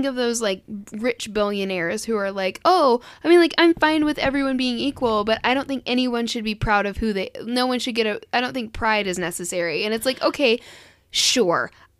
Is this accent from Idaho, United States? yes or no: no; Louisville, Kentucky, United States; Because I'm from Louisville.